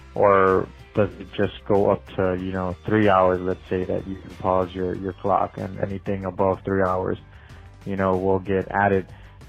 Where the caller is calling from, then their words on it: Laredo, Texas, United States; I'm calling you from Dial Van Inc., a trucking company here in Laredo, Texas.